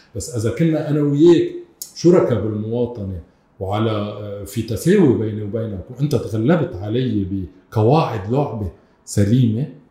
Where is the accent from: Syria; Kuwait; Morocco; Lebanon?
Lebanon; South Lebanon; انا كمان ابن الجنوب